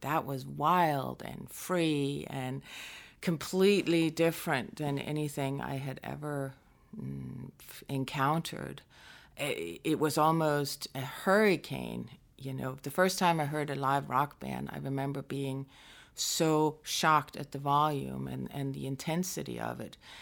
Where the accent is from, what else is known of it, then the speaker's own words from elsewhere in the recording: northwest coast of Denmark, North Denmark Region, Denmark; moved away; also born or lived in Aarhus, Denmark; we moved to the northwest coast, which is closer to my mom's family. And so I grew up there in a very small town